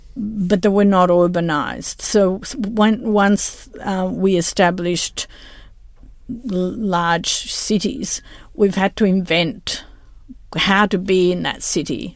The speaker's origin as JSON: {"language": "English", "town": "Rome", "region": "Lazio", "country": "Italy", "moved": "yes", "said": "I'm originally from Italy, from Rome."}